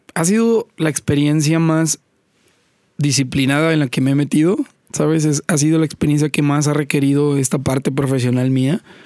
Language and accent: Spanish; Poza Rica, Veracruz, Mexico; also born or lived in Xalapa / Mexico City; Yo nací en Poza Rica, estuve ahí hasta los 12, 13 años